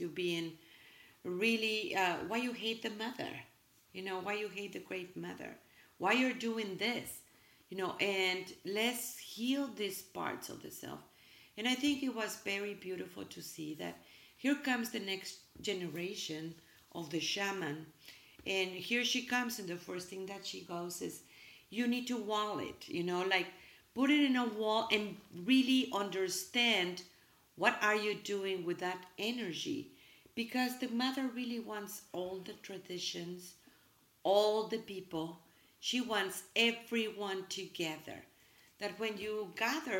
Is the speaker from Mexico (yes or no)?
yes; Mexico; English is a second language; now in United States; I'm from Mexico, and we are proud of our roots